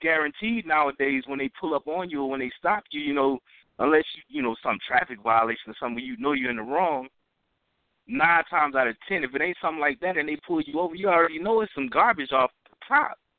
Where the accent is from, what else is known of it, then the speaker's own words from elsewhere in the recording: the South, United States; I'm from the South